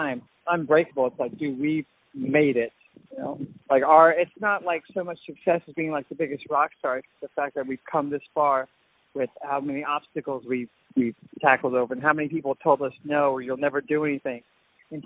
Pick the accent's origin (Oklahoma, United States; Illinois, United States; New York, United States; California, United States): California, United States; Southern; growing up in Southern California